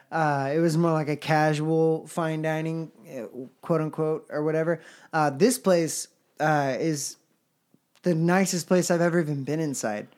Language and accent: English; Houston, Texas, United States; moved away as an adult; we're both from Houston, and we did region band together